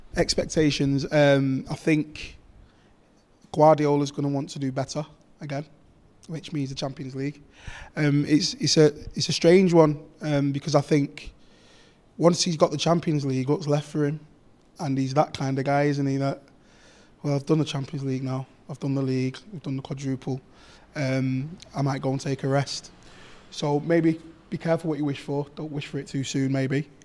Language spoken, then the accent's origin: English; Manchester, North West England, United Kingdom; I grew up actually on Lloyd Street, so I could see Main Road from my house.